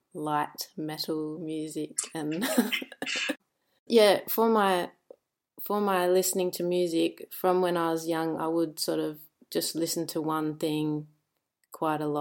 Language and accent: English; Albany, Western Australia, Australia; also born or lived in Kalgoorlie; now in Perth, Australia; I was born in Kalgoorlie, which is like, yeah, kind of in almost the desert, and then I had a tiny bit of time here in Perth, but then the rest of the time I grew up in a town called Albany